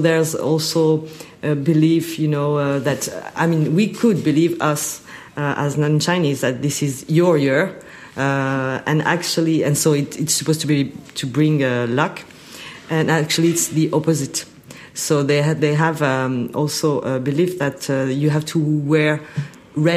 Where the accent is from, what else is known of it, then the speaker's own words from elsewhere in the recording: France; moved away as an adult; also born or lived in Paris, France / United States; now in Shanghai, China; I was born and raised in France, lived for many years, almost 18 years in Paris, 2 years in US, and I've been in Shanghai for 7 years.